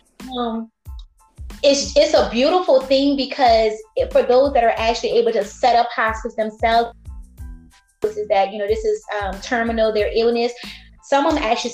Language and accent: English; Louisiana, United States; I grew up in Louisiana, born and raised